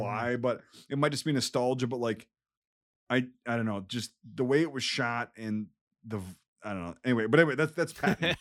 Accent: United States; I'm an American

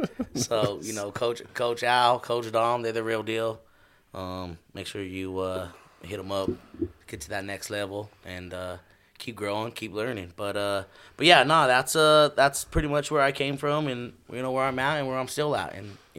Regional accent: Denver, Colorado, United States; I grew up right here in North Denver.

